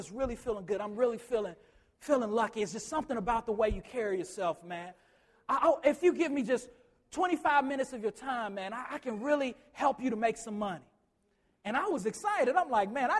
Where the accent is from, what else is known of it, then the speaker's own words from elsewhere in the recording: Chicago, Illinois, United States; I grew up in Chicago